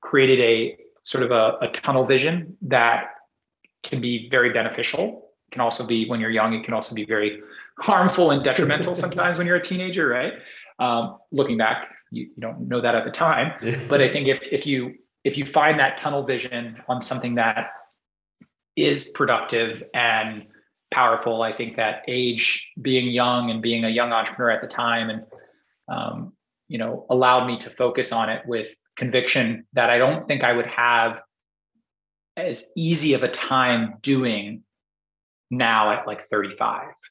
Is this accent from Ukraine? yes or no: no; Singapore; now in United States; like when I was growing up in Singapore, and I would bike everywhere. I just go bike everywhere. I wouldn't. I didn't have a car until I came to the U.S.